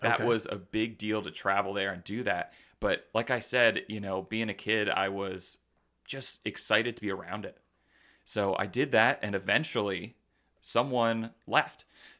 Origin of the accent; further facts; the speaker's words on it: Lancaster, Pennsylvania, United States; Yeah, Lancaster. You know, born and raised in Lancaster, and you know, that was the big city. Lancaster was the big city.